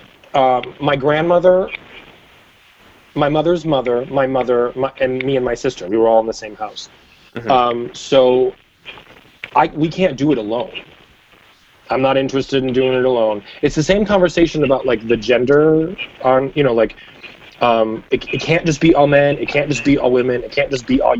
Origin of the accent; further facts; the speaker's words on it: Buffalo, New York, United States; I was raised on the east side of Buffalo